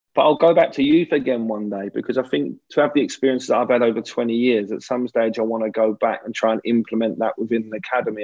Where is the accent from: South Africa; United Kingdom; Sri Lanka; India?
United Kingdom; England